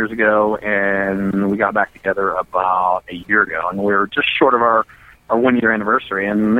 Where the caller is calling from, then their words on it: Salt Lake City, Utah, United States; I'm calling from Salt Lake City.